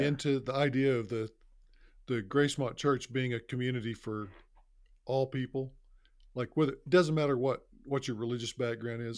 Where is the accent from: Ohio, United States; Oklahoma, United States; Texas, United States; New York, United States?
Oklahoma, United States; Carnegie; I was not taught that growing up in Carnegie, Oklahoma